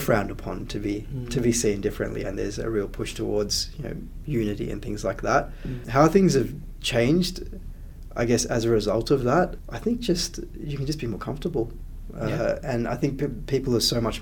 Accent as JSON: {"language": "English", "town": "Canberra", "region": "Australian Capital Territory", "country": "Australia", "tie": "born or raised there", "also_born_or_lived": "Sri Lanka", "said": "When I grew up in the early 90s in Canberra, there were not too many other brown kids around"}